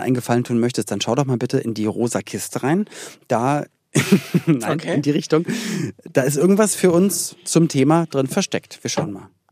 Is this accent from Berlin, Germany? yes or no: yes; Berlin, Germany; wir in Berlin-Spandau